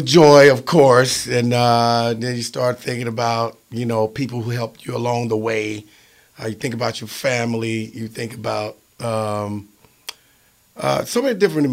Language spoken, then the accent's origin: English; Philadelphia, Mississippi, United States; my hometown of Philadelphia, Mississippi